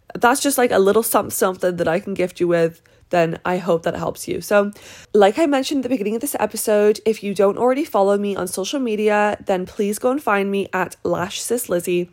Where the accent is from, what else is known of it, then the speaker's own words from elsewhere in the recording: British / England, United Kingdom; moved away; my culture of being British